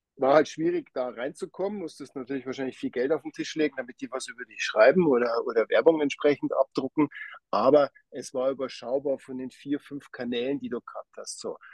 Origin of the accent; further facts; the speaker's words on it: Hengersberg, Bavaria, Germany; moved away as an adult; now in Switzerland; ich komme ursprünglich aus Hengersberg, aus Niederbayern.